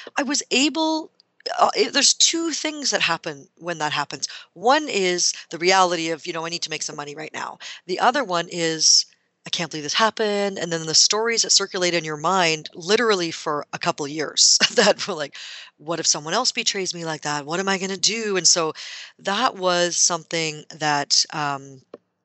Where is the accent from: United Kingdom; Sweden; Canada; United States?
Canada; I am Canadian